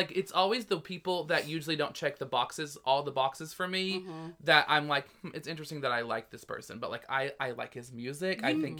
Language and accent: English; the South, United States; but, like, growing up in the South, … is one of the people that my mom liked, so we would hear it a lot.